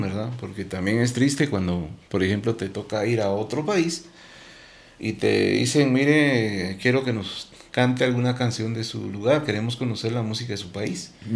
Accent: Guatemala; identificarme como guatemalteco y mostrar mi país

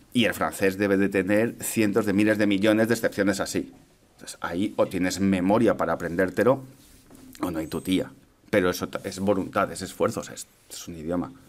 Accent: Madrid, Community of Madrid, Spain; Yo soy de aquí de Madrid

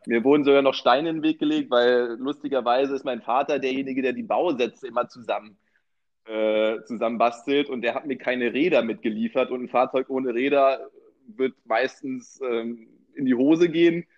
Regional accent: Berlin, Germany; ich bin ja gebürtiger äh, Berliner

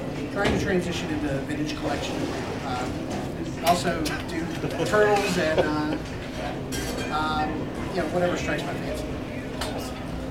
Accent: Perry, Georgia, United States; now in Athens, United States; I'm originally from Perry. I live in Athens now.

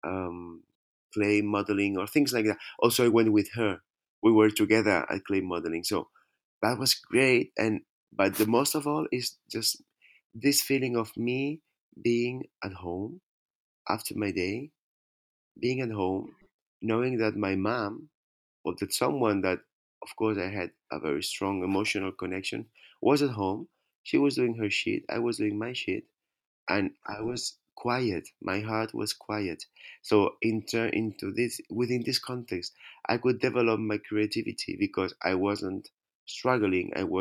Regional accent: Spain; born or raised there

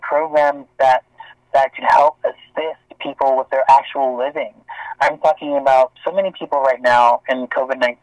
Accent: Bermuda; now in Toronto, Canada; I'm from Bermuda. I wasn't born in Canada

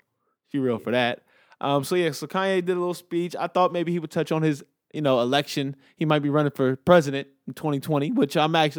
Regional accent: Inglewood, California, United States; Like, L.A. is my hometown. I love L.A. I would never trade it for anything. But I'm very aware of the street crime element to it, you know, being from Inglewood

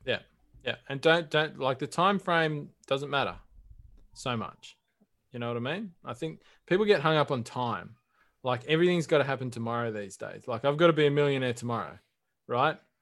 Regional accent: Australia

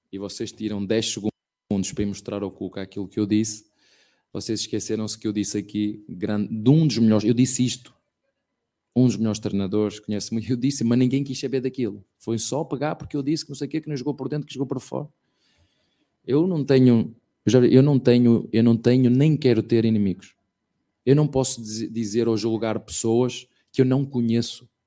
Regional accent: Penafiel, Porto District, Portugal; moved away as an adult; now in Brazil; até no Penafiel, que é uma, terrinha bem pequenina de onde eu venho

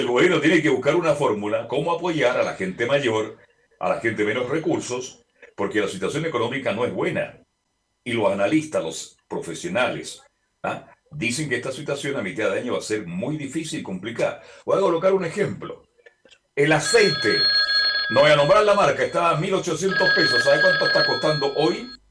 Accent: Chile; somos muy lapidarios en la crítica en Chile

